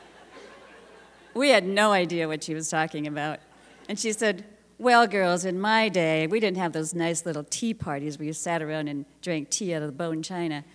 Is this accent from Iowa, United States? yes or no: yes; Iowa, United States; moved away; we were Midwest Iowa farm girls. That we'd grown up in small towns